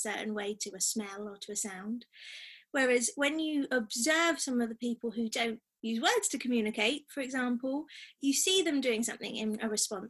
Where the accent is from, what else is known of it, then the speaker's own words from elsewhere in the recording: Devon, South West England, United Kingdom; moved away as an adult; also born or lived in London; now in Sheffield, United Kingdom; I'm originally from Devon